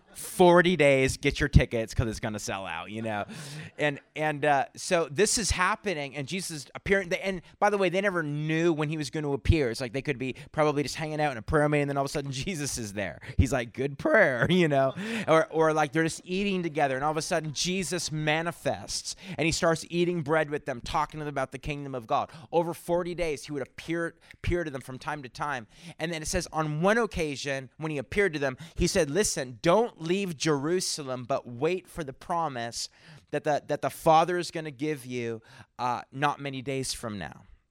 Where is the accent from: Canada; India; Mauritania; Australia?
Canada; New Brunswick; now in San Antonio, United States; I'm originally from Canada. from New Brunswick, Canada.